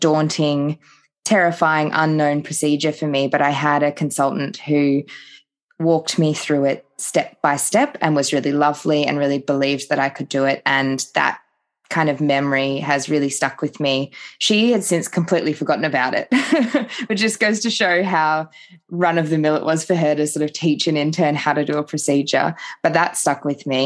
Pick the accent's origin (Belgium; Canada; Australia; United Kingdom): Australia; Phillip Island, Victoria; moved away as an adult; also born or lived in Queensland / Townsville / Cairns / Sunshine Coast; now in Darwin, Australia; So I am originally from Victoria. I grew up down on Phillip Island